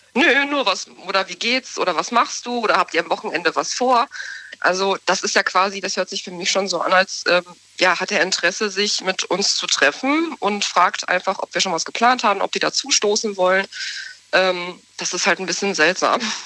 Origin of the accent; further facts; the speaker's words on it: Soest, North Rhine-Westphalia, Germany; Ich komme aus Soest, aus Westfalen, Soest.